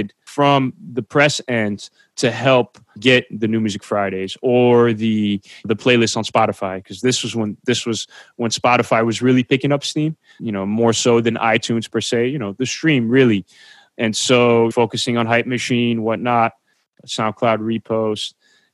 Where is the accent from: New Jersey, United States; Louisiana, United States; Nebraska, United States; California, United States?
New Jersey, United States; I'm from New Jersey